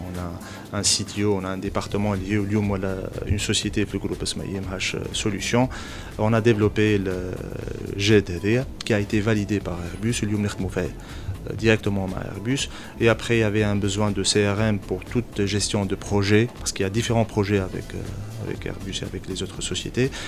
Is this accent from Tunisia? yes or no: yes; Tunisia; en tant que Tunisien